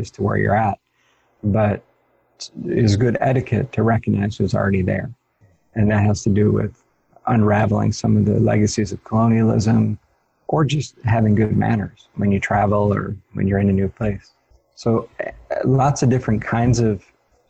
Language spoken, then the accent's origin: English; Ohio, United States; in Ohio, where I grew up in the United States